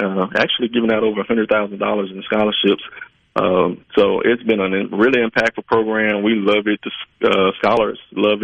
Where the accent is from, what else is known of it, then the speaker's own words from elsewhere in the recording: Glen Allan, Mississippi, United States; about 10 miles from my hometown of Glenallen